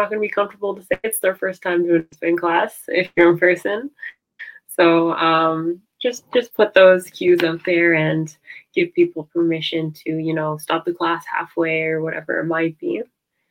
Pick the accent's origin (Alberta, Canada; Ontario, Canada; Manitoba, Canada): Ontario, Canada; suburb about 45 minutes from Toronto; now in Toronto, Canada; So I'm in Toronto right now, basically right in Toronto. And then home is like a suburb about 45 minutes away.